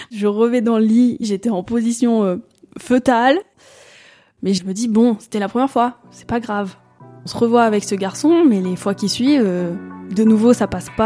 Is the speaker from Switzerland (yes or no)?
yes; Valais, Switzerland; j'ai 26 euh, ans, je suis d'origine du Valais.